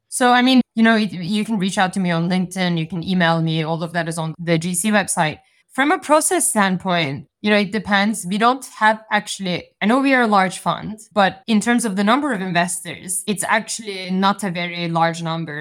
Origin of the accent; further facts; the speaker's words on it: Turkey; moved away; I'm, I'm originally from Turkey